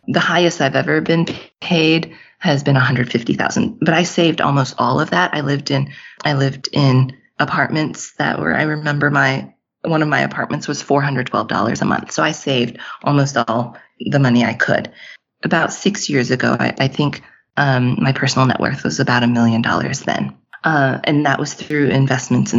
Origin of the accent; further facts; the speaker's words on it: Texas, United States; moved away as an adult; In 2019, we moved back home. I'm from Texas. We moved back to Texas